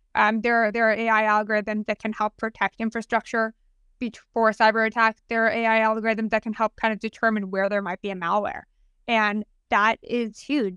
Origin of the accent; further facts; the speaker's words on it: United States; proud of being American